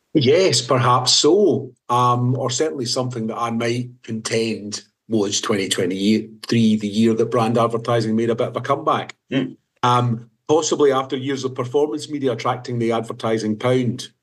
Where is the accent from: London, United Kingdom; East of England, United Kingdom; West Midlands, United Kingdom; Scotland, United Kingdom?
Scotland, United Kingdom; being Scottish